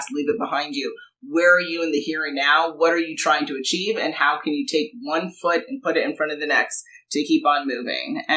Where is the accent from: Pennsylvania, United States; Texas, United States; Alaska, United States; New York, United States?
New York, United States; moved away; I'm from New York originally